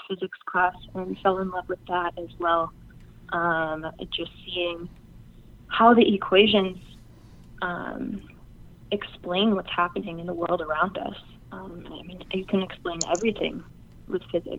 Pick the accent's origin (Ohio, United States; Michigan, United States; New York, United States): Ohio, United States; Cleveland; moved away as an adult; also born or lived in Daytona Beach, Florida / Boulder, Colorado; now in Bismarck, United States; I grew up in Ohio near Cleveland.